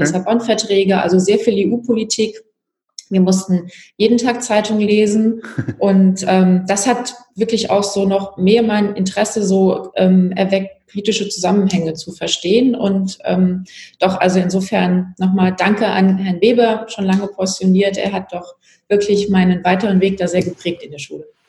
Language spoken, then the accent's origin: German; Pirmasens, Rhineland-Palatinate, Germany; now in Hamburg, Germany; Ich bin ja in der Pfalz aufgewachsen, habe in Pirmasens Abi gemacht